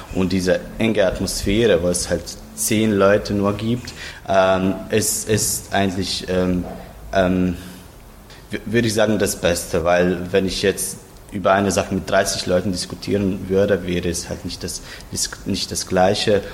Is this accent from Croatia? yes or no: yes; Zagreb, City of Zagreb, Croatia; ich komme aus Zagreb